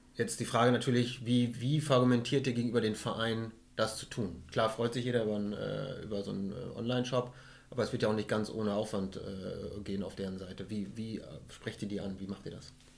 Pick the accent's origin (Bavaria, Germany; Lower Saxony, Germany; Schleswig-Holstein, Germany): Lower Saxony, Germany; Emsland; Als gebürtiger Emsländer